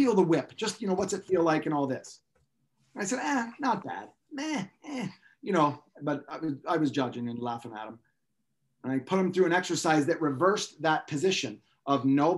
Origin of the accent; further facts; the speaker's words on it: Pennsylvania, United States; I grew up in Pensatucky.